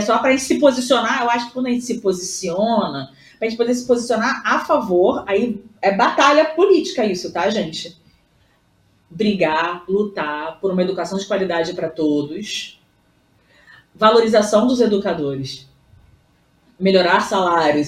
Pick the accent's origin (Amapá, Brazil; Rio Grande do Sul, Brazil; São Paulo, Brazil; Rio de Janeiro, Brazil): Rio de Janeiro, Brazil; Voltei aqui pro Rio, né? Que obviamente sou carioca.